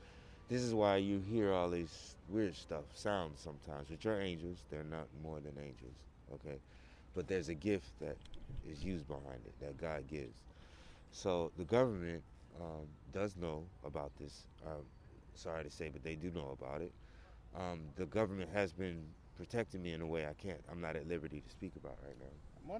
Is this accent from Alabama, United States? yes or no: yes; Birmingham, Alabama, United States; moved away; I was first from Alabama, Birmingham.